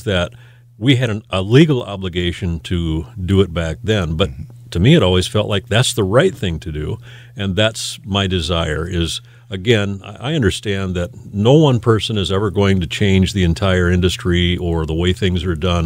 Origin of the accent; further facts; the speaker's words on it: Northwest Iowa, United States; moved away as an adult; also born or lived in Mitchell, South Dakota; now in Sioux Falls, United States; This is home now. But we grew up in Northwest Iowa